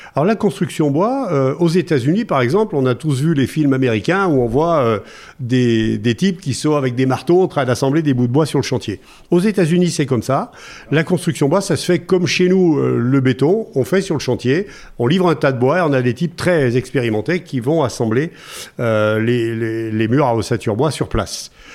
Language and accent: French; Noirétable, Auvergne-Rhône-Alpes, France; moi, je suis originaire du Massif Central, un petit village qui s'appelle Noirétable